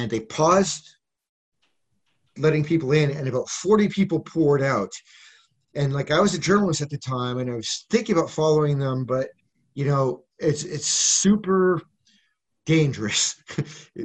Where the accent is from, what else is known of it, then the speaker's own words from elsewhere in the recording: Western Canada, Canada; moved away as an adult; also born or lived in Ostrog, Ukraine / Lviv, Ukraine / Saskatoon, Saskatchewan / Alberta; now in Kyiv, Ukraine; I came from Western Canada.